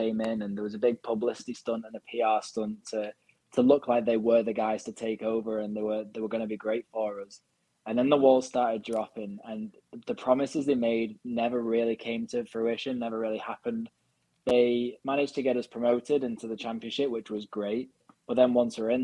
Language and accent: English; Wigan, North West England, United Kingdom; I was born in Wigan